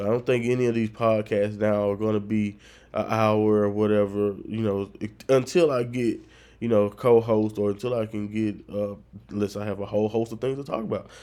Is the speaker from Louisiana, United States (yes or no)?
yes; northern Louisiana, United States; moved away as an adult; now in South Louisiana, United States